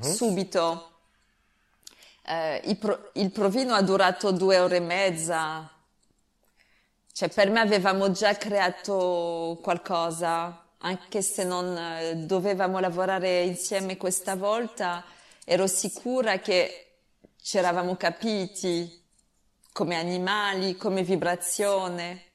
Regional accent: France; Italian is a second language; perché sono francese capisco l'italiano

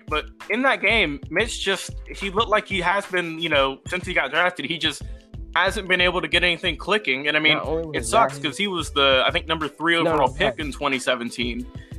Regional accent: Atlanta, Georgia, United States; I'm from Atlanta

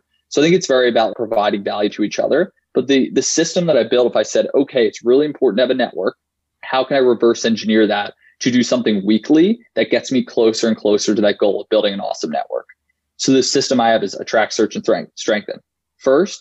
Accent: Philadelphia, Pennsylvania, United States; I'm from Philly. I went to an all-guys Catholic high school. I'm a senior at Yale now.

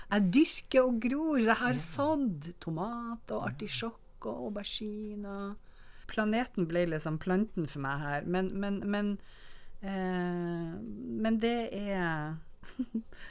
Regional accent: Northern Norway, Norway; jeg som nordlending

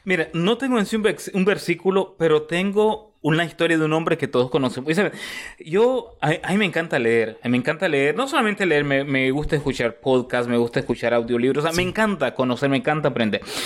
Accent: Costa Rica; also born or lived in Nicaragua; now in Houston, United States; soy nicaragüense, criado en Costa Rica, eh, vivo en Estados Unidos, en Houston, Texas

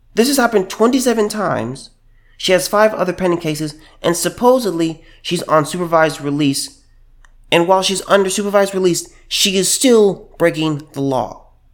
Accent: California, United States; moved away; I was from California

